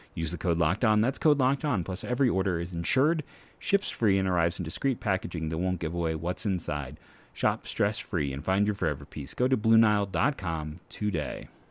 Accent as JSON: {"language": "English", "town": "Akron", "region": "Ohio", "country": "United States", "tie": "born or raised there", "said": "I grew up on the Akron, University of Akron campus."}